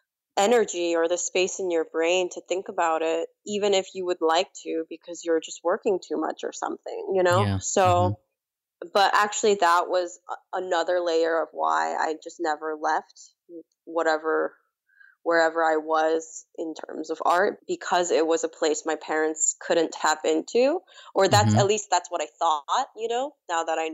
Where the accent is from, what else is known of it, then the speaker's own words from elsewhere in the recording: New York City, New York, United States; English is a second language; also born or lived in South Korea; I grew up in Queens